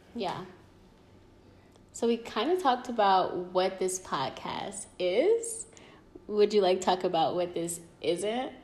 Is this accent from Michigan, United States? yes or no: yes; Detroit, Michigan, United States; The hood definitely raised me. Um, like, I'm from Detroit City